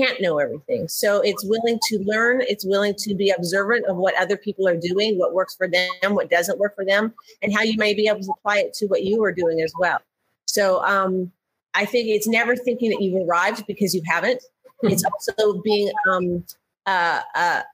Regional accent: Canada; moved away as an adult; now in United States; I'm from Canada originally.

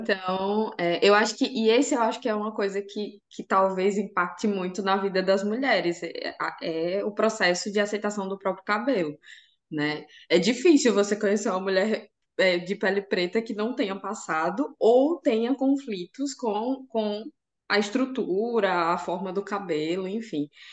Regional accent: Aracaju, Sergipe, Brazil; now in Lisbon, Portugal; eu sou nordestina de Aracaju, lá do menor estado do Brasil, que delícia. Sergipe.

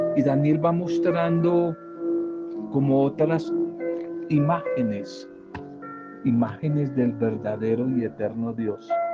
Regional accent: Colombia; en un pueblo de La Guajira, una zona muy apartada y semidesértica de nuestro país, del norte de nuestro país

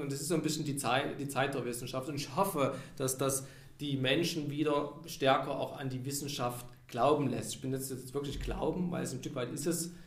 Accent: Saxony, Germany; accent: Saxon; moved away as an adult; ich bin aus Sachsen nach Niedersachsen gegangen, um da zu arbeiten. Und Niedersachsen, die sprechen das reinste Hochdeutsch. Also das ist wirklich perfekt. Und ich mit meinem Sächsischen, man hört es ja, kriegt man nicht mehr raus

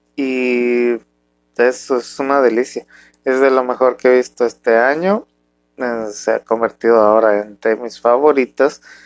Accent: Mexico; un mexicano, eh, con familia muy tradicional

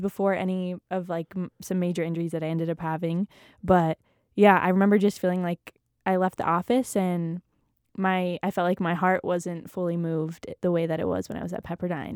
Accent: San Jose, California, United States; moved away as an adult; also born or lived in Malibu, California; now in Utah, United States; I loved growing up in California. I pretty much lived in the same house my whole life in a little suburb called the Almaden Valley.

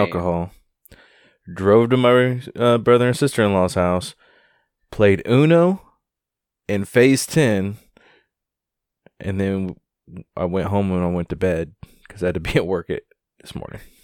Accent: Wichita, Kansas, United States; my hometown

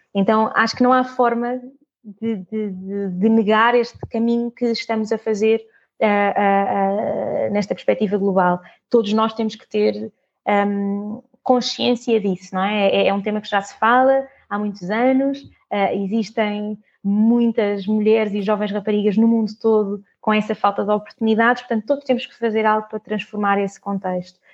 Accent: Portugal; nasci, nasci cá em Portugal, toda a minha família é de Moçambique

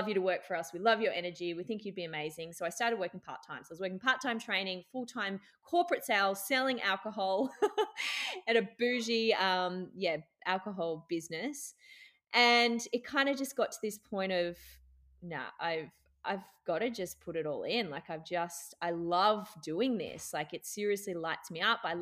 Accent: Brisbane, Queensland, Australia; moved away as an adult; also born or lived in Newcastle, New South Wales / Dubai; now in Byron Bay, Australia; I was born in Newey, so I was a Newey girl, but I did most of my growing up in Brisbane

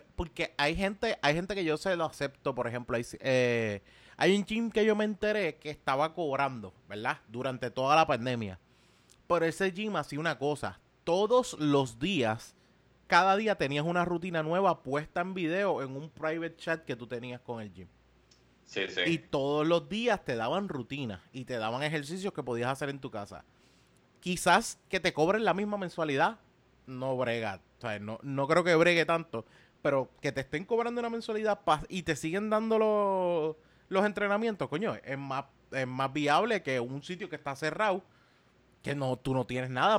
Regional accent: Puerto Rico; nosotros como puertorriqueños

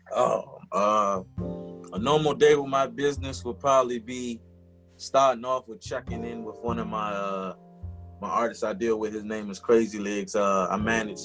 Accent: Washington, District of Columbia, United States; born and raised in Washington, D.C.

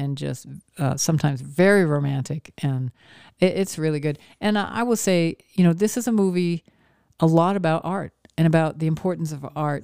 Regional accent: Maine, United States; moved away; where I grew up in Maine

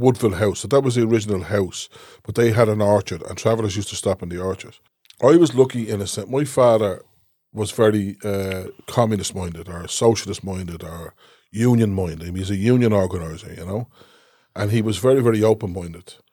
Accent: Dublin, Leinster, Ireland; I grew up in Cooloch, and there was always travellers around us

